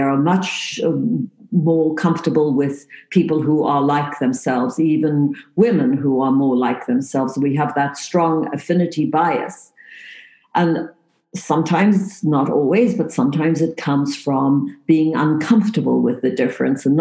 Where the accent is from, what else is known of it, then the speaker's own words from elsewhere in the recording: Cape Town, Western Cape, South Africa; moved away as an adult; also born or lived in England; now in Canada; I was actually born in the tip of Africa. So you see there, Cape Town, South Africa.